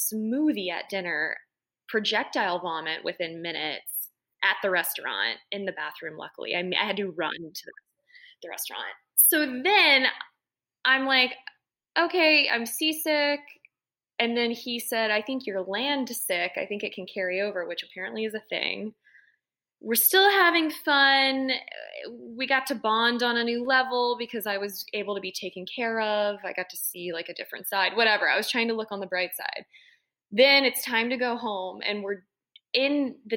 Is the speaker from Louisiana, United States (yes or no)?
yes; New Orleans, Louisiana, United States; growing up in New Orleans